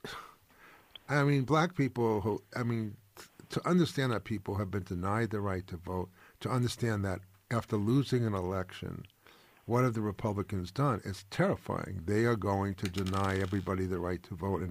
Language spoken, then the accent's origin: English; New York, United States; I'm a Jew from New York